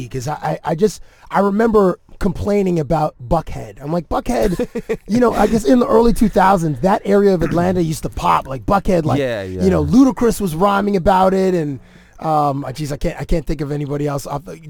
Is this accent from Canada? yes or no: yes; Canada; which is a weird thing being Canadian